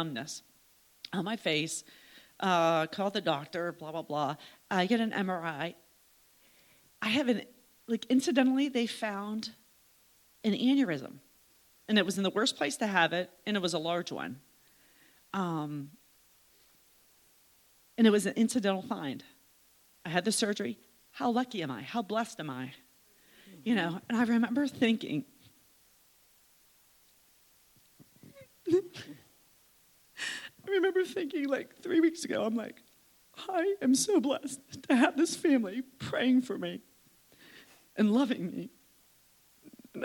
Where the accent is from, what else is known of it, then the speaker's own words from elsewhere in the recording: Slippery Rock, Pennsylvania, United States; I'm from Slippery Rock